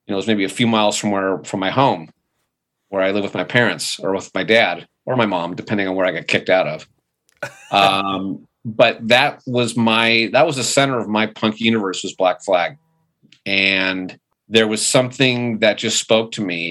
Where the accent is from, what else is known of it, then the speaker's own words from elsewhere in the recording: Manhattan Beach, California, United States; I was born and raised in Manhattan Beach, so born in 1965